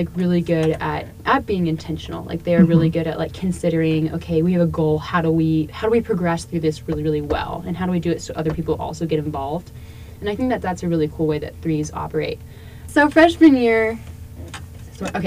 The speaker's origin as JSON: {"language": "English", "region": "Texas", "country": "United States", "said": "I'm from Texas, but still trying to figure out exactly where my Texas roots are"}